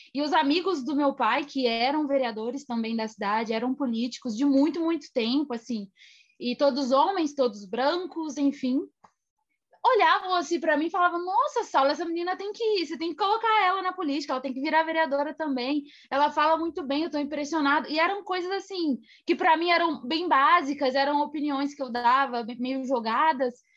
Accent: Minas Gerais, Brazil; na cidade onde eu nasci, em Minas Gerais

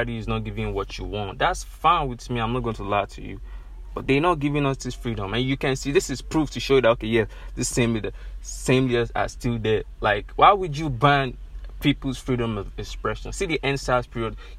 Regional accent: Nigeria; When I check where I come from, I'm from Nigeria

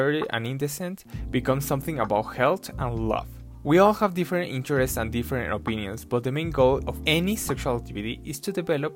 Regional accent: Mexico; I'm from Mexico

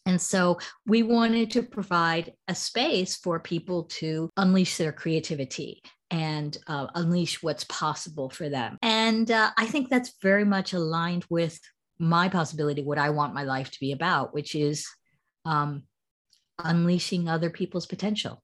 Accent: United States; accent: American; moved away as an adult; also born or lived in United Kingdom; now in Shanghai, China; as you can hear from my accent, I'm originally American, but I've been living in China since 2005. And uh, before that, I had spent 12 years in the UK

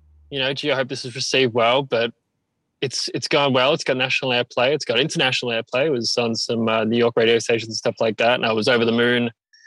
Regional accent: Melbourne, Victoria, Australia; I'm from Melbourne and make art pop music

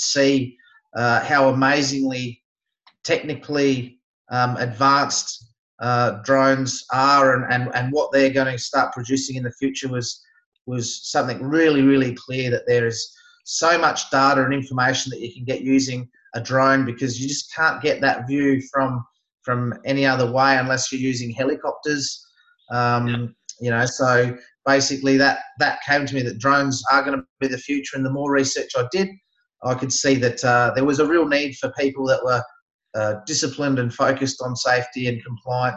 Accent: Barossa Valley, South Australia, Australia; I'm from South Australia, born and raised, grew up in the Barossa Valley

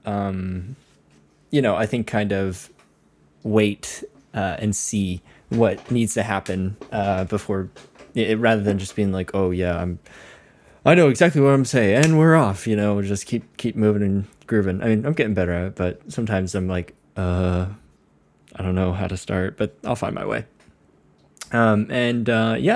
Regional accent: Connecticut, United States; growing up in Connecticut

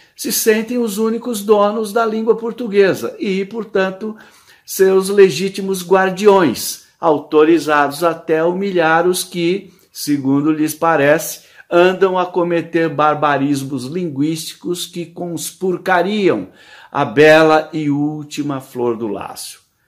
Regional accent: Brazil; accent: Brazilian

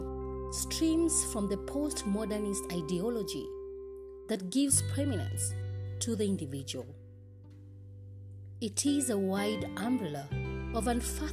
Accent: Kenya; I am uniquely Kenyan and relevantly African

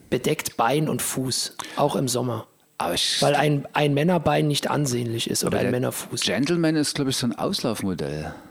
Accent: Thuringia, Germany; Ich bin ja aus Thüringen eigentlich.

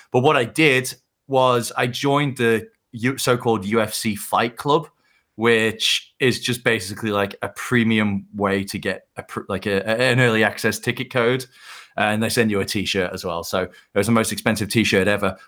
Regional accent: United Kingdom; being a British fight fan

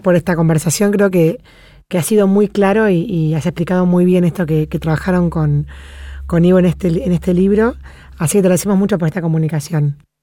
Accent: Argentina; las cosas que suceden acá

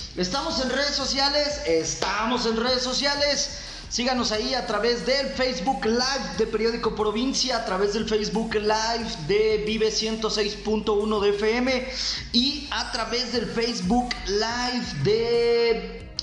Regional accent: Michoacán, Mexico; usted y yo aquí como mexicanos y más como michoacanos

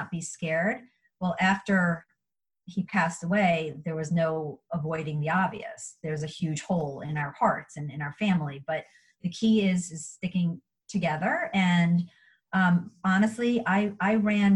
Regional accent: New York, United States; moved away; I'm from New York and my family's up in New York.

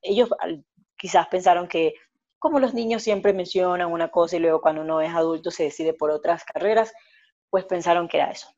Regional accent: Ecuador; lo que verdaderamente somos los ecuatorianos

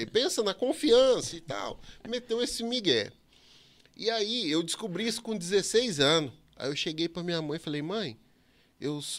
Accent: São Paulo, Brazil; Então, dos 7 aos 13, eu cresci em São Paulo.

